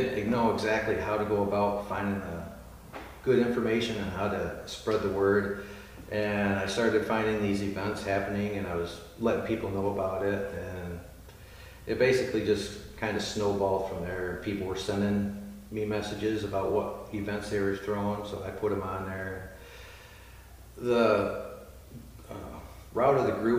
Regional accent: Ionia, Michigan, United States; growing up in Ionia, I've lived here my whole life

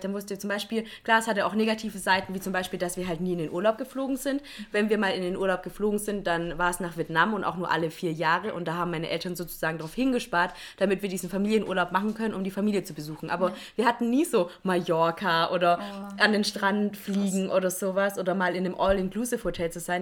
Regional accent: Swabia, Baden-Württemberg, Germany; ich komme ja auch aus dem Schwabenland

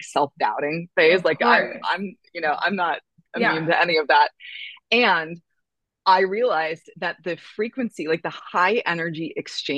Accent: San Francisco Bay Area, California, United States; moved away as an adult; also born or lived in San Diego, California / New York City; now in Malibu, United States; I was born in California in the San Francisco Bay Area. I went to school in San Diego.

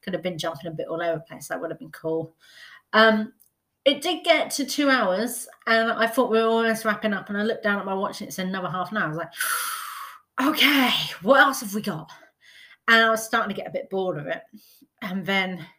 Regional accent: United Kingdom; As a British person

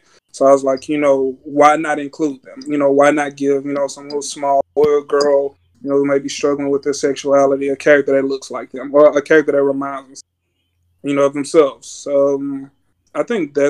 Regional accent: Louisiana, United States; moved away as an adult; also born or lived in Nacogdoches, Texas; now in Houston, United States; I'm from Louisiana, you know what I'm saying? Born and raised

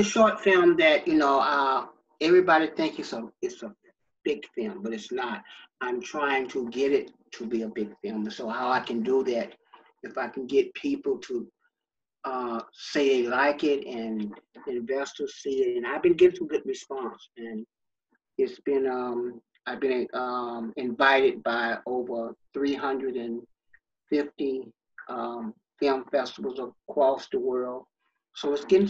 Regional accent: Stockbridge, Georgia, United States; I was born in Stockbridge, Georgia, south of Atlanta.

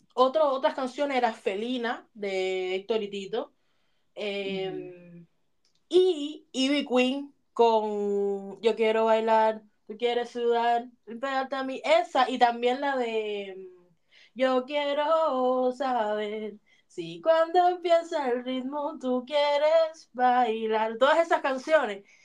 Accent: Havana, Cuba; moved away; yo oía música cuando niña en Cuba

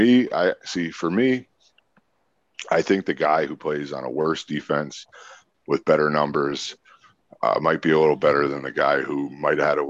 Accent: Saskatchewan, Canada; I'm from Saskatchewan

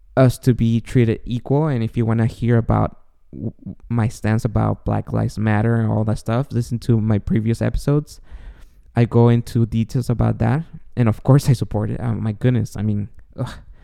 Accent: Guatemala; moved away; I was born and raised in Guatemala, and I was raised Catholic

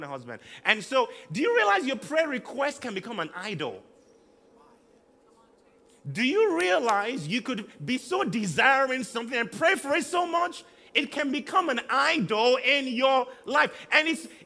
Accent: southern Nigeria, Nigeria; also born or lived in Liberia; now in Manchester, United Kingdom; I've lived in southern Nigeria all my life

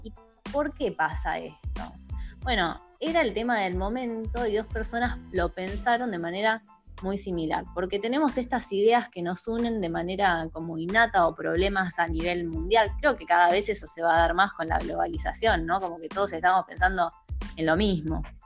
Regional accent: Argentina; como argentinos

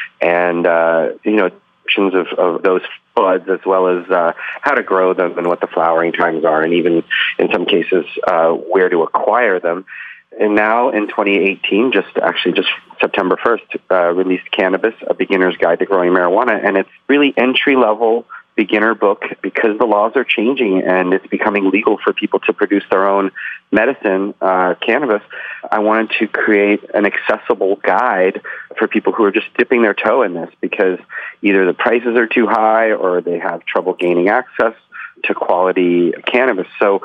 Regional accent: Saint Petersburg, Russia; born there; moved away; I was born in the Soviet Union. I was born in Leningrad, which is now St. Petersburg, in the Soviet Union, which is now Russia.

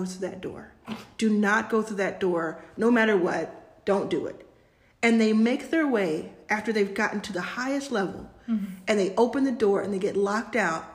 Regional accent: Texas, United States; moved away; I grew up in Texas

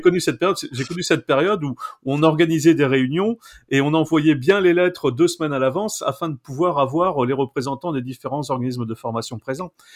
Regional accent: Pas-de-Calais, Hauts-de-France, France; je suis né en 1965 dans le Pas-de-Calais, je suis originaire du Pas-de-Calais

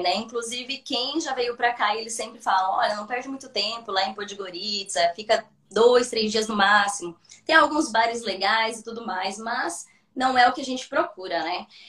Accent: Brazil; moved away as an adult; now in Budva, Montenegro; eu sou do Brasil

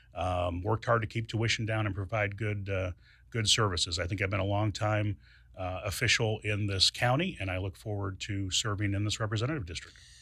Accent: Springfield, Illinois, United States; I was born and raised here. Uh, this is my hometown.

